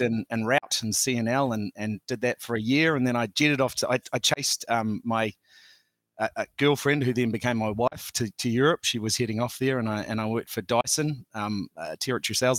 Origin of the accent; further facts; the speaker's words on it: Auckland, New Zealand; I grew up on the North Shore, Auckland's North Shore